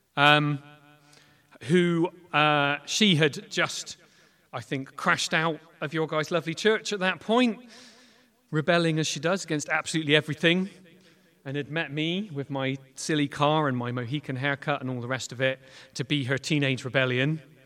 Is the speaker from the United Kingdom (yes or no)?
yes; Clutton, South West England, United Kingdom; also born or lived in Weston-super-Mare / Bath / Bristol; I grew up in Clutton. Um, so I am very, very local.